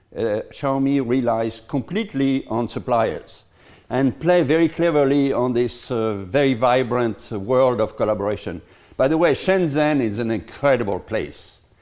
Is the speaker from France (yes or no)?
yes; Lyon, Auvergne-Rhône-Alpes, France; in my hometown, in Lyon